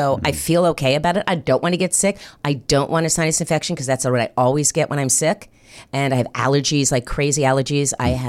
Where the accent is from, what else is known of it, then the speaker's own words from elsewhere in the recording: North Miami Beach, Florida, United States; also born or lived in New Jersey; I grew up in Miami, Florida.